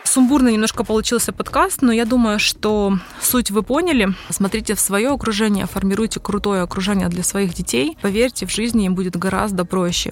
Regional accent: Simferopol, Crimea, Ukraine; now in Kyiv, Ukraine; когда я жила в Симферополе, я сама из Крыма

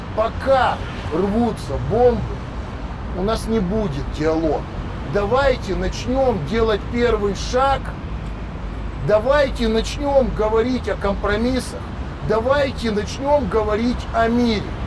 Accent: Ukraine; как украинец, не галичанин, не малорос, а украинец.

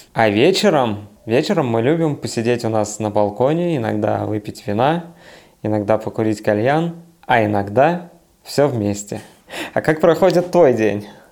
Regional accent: Siberia, Russia; moved away; also born or lived in Saint Petersburg; я из Сибири, а вот потом в Петербурге жил

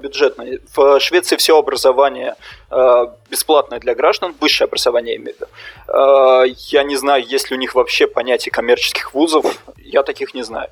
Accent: Russia; moved away; я из России

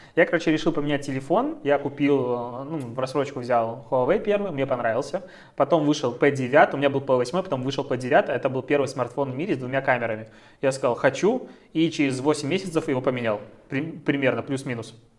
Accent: Belarus; мы белорусы

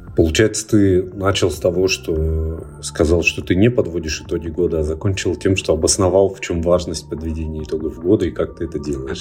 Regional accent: Barnaul, Altai Krai, Russia; moved away; я полетел в Барнаул. Это мой родной город, он находится в Алтайском крае

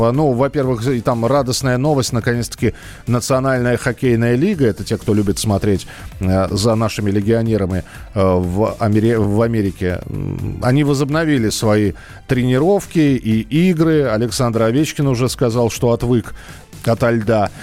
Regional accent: Moscow, Russia; я, например, типичный городской житель, родился и вырос в Москве

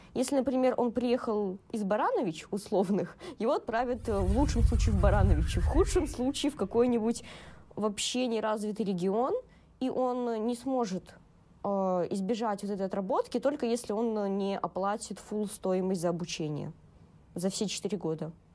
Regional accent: Belarus; moved away as an adult; now in Saint Petersburg, Russia; я бы не хотела вернуться в свой родной город

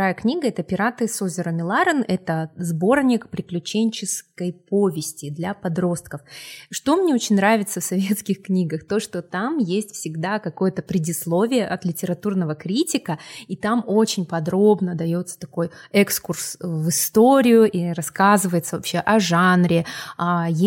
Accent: Republic of Karelia, Russia; born there; потому что я родилась в Карелии, а, вот, и выросла на корейских и скандинавских сказках.

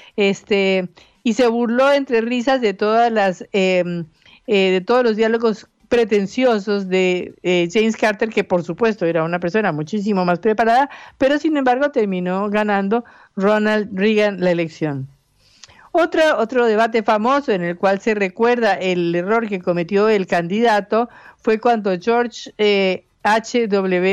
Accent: Colombia; moved away as an adult; now in Argentina; yo soy colombiana

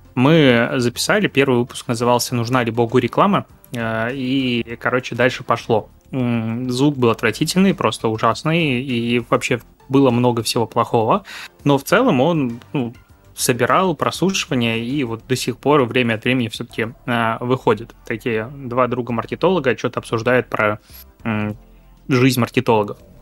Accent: Pinsk, Brest Region, Belarus; also born or lived in Crimea (near Feodosia) / Minsk; родился я в Крыму, недалеко от, э, Феодосии, и проводил там каждое лето. М, но, по сути, жил и вырос в Беларуси, небольшой город на границе с Украиной, город Пинск

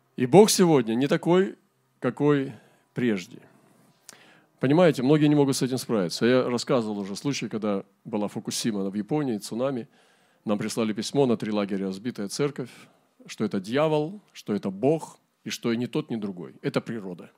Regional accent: Primorsky Krai, Russia; у нас в Приморском крае. В нашем крае

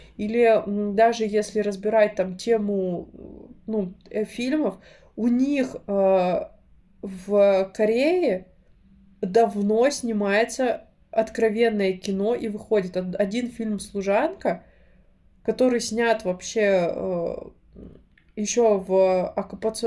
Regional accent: Krasnoyarsk, Krasnoyarsk Krai, Russia; moved away; росла, и когда я приезжаю, это всегда особое ощущение. Я не знаю, у меня есть такое, я боюсь летать, но когда я лечу в Красноярск, я точно знаю, что все будет хорошо

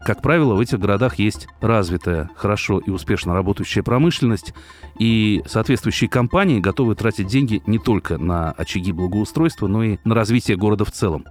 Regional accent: Tula Oblast, Russia; now in Moscow, Russia; в моем родном городе это небольшой промышленный районный центр в Тульской области

